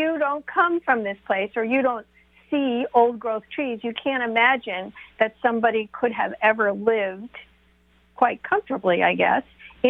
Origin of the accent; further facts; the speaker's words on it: East Coast, United States; moved away as an adult; also born or lived in Portland, Oregon; I'm an East Coast kid. I grew up on the East Coast. And when I first moved to Portland, Oregon in 1980, that's how old I am